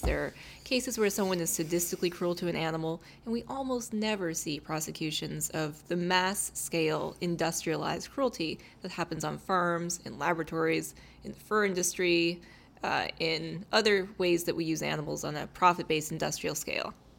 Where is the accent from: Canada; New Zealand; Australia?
Canada; Calgary, Alberta; I was born in Calgary